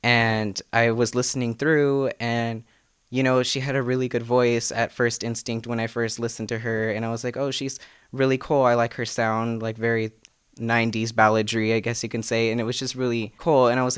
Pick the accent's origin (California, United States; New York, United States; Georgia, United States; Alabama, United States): California, United States; Fresno; I'm 19 years old. I'm from Fresno, California.